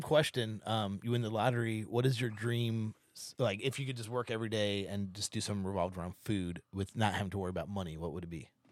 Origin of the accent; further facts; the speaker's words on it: St. Louis, Missouri, United States; now in Seattle, United States; I grew up in Saint Louis where we had, we had a, a thing called Lion's Choice